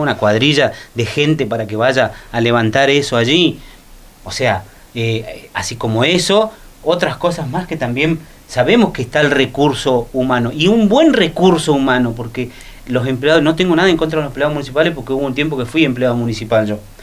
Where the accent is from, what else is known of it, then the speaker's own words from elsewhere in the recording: Río Gallegos, Santa Cruz, Argentina; del Belgrano, de donde soy yo